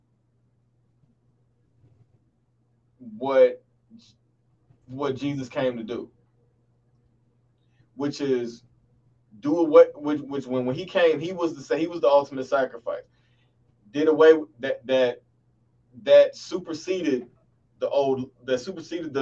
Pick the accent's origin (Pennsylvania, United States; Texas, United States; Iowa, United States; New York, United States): Texas, United States; Dallas; my old church that I grew up in the Dallas area